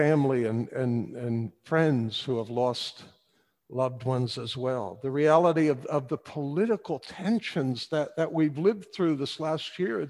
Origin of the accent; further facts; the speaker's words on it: Paterson, New Jersey, United States; Now we're from Patterson